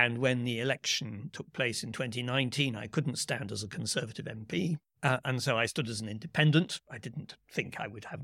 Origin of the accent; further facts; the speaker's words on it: United Kingdom; Uh, I'm a British politician